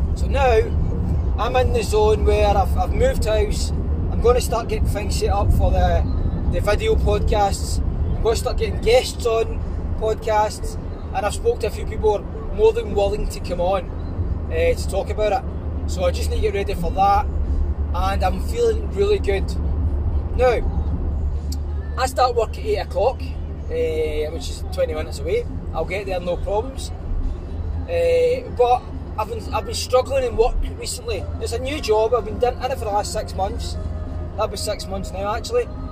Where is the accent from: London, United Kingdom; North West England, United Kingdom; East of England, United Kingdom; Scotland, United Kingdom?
Scotland, United Kingdom; Glasgow; I am a boy from Glasgow